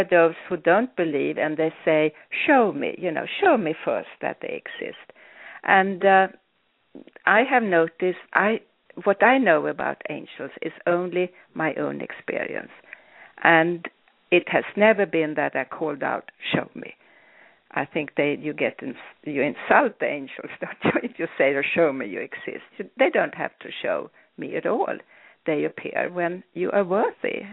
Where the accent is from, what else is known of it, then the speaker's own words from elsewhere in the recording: Sweden; I was born in Sweden